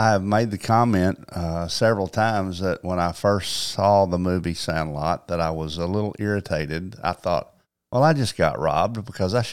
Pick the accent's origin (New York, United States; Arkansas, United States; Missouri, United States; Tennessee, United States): Arkansas, United States; Paragould; born or raised there